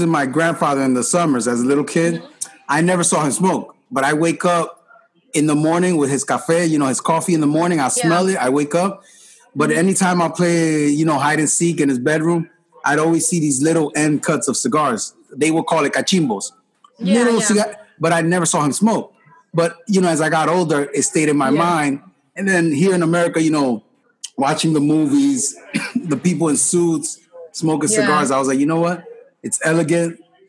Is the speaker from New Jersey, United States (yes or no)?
yes; New Jersey, United States; Yeah, I grew up in New Jersey.